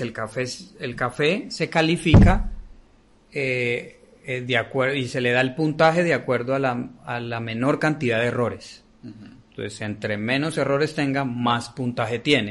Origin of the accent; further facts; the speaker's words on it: Colombia; now in Vilafranca, Spain; somos colombianos